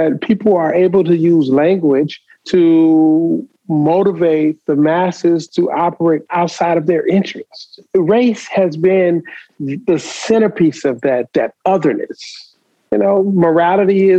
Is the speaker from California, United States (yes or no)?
no; Detroit, Michigan, United States; Growing up in Detroit, I used to watch Coleman Young.